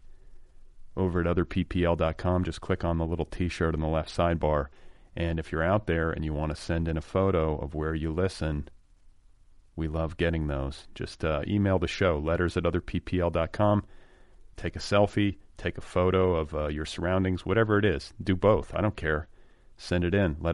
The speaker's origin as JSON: {"language": "English", "country": "United States", "tie": "born or raised there", "also_born_or_lived": "Milwaukee, Wisconsin / Indiana", "moved": "yes", "lives_now": "Los Angeles, United States", "said": "I grew up, like, first part of my childhood was in Milwaukee. The second part was in Indiana"}